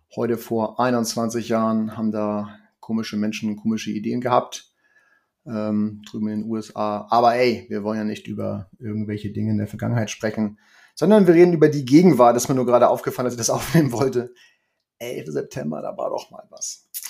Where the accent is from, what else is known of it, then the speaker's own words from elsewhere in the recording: Hamburg, Germany; Und ich bin ja in Niendorf groß geworden